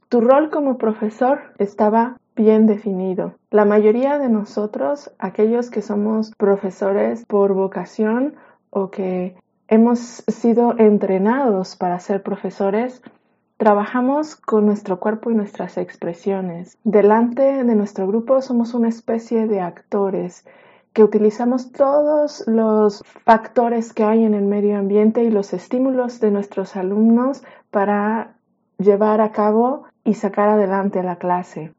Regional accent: Mexico; en mi país, en México

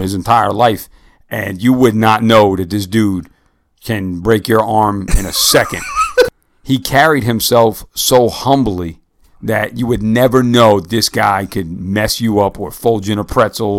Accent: United States; I grew up somewhere in New York or New Jersey

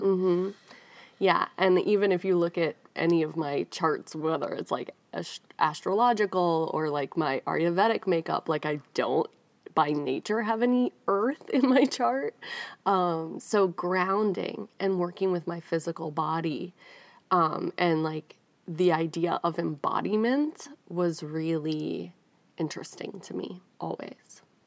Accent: Northeast, United States; moved away as an adult; also born or lived in New York City / Rhode Island / New York; now in Nashville, United States; I grew up in the Northeast

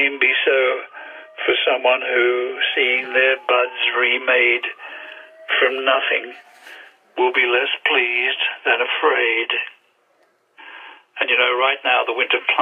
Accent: Australia; now in England; Australia, which of course is where I came from originally.

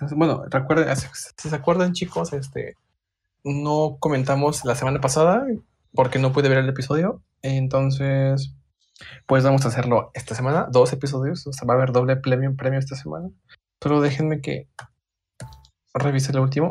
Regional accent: Puebla, Mexico; de Puebla, igual que yo

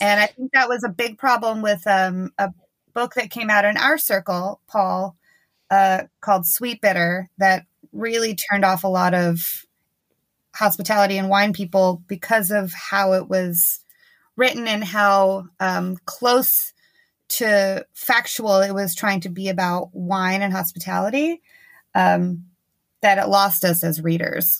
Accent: New York, United States; I'm from New York

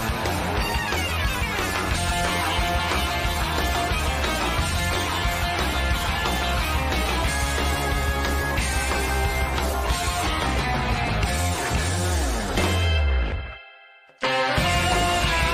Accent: Chicago, Illinois, United States; also born or lived in Madison; I grew up in Chicago

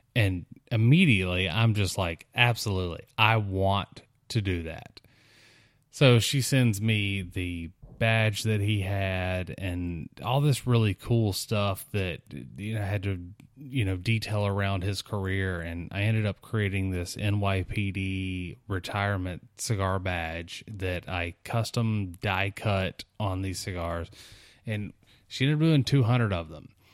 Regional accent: South Mississippi, United States; growing up in South Mississippi, visiting New Orleans quite a bit

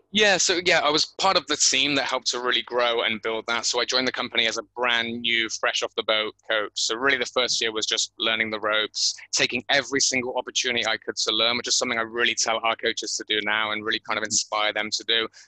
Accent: Bristol, South West England, United Kingdom; moved away as an adult; now in Thailand; born and bred in Bristol

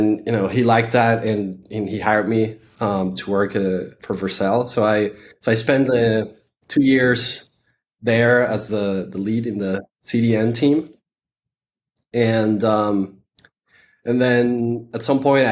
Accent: Venezuela; moved away; also born or lived in San Francisco; I am originally from Venezuela

